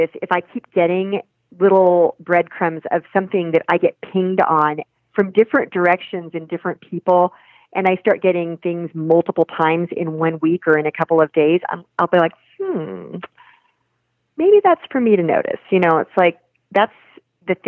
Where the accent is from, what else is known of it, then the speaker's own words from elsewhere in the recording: Nebraska, United States; now in Colorado, United States; go back to my home state of Nebraska